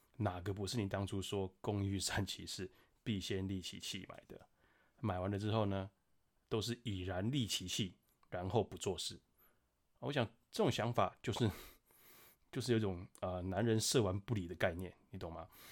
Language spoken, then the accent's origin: Chinese; Taiwan; 我们台湾人真的很有钱